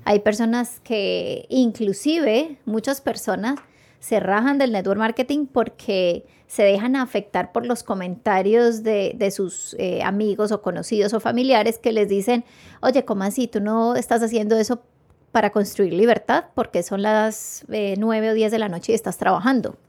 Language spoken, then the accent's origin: Spanish; Palmira, Valle del Cauca, Colombia; yo me crié en el Ingenio Manuelita y mi papá trabajó 25 años en el Ingenio Manuelita